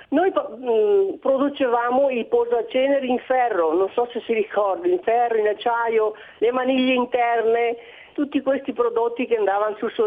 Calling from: Monza, Lombardy, Italy; Buongiorno … di Monza.

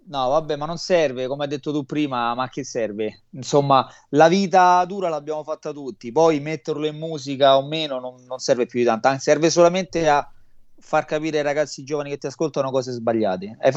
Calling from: Rome, Lazio, Italy; sono a, Ro- a Roma, provincia di Roma.

